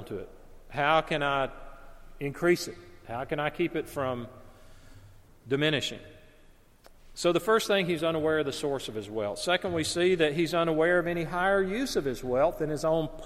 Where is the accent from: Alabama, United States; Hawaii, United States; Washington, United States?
Alabama, United States; the house where I grew up in Alabama